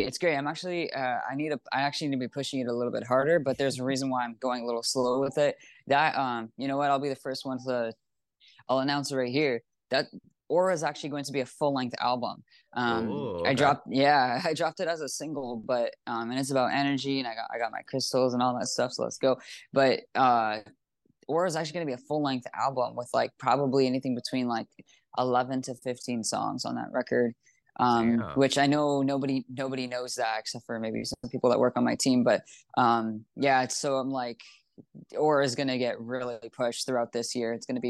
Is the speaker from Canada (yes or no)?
yes; Canada; because I'm actually Canadian. I like, you know, go back and forth between Toronto.